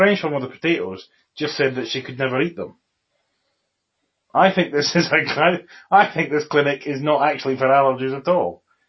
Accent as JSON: {"language": "English", "region": "Scotland", "country": "United Kingdom", "said": "I am a Scottish person."}